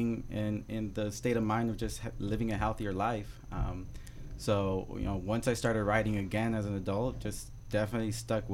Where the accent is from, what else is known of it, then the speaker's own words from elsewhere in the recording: Los Angeles, California, United States; now in San Gabriel, United States; I grew up in Highland Park, so northeast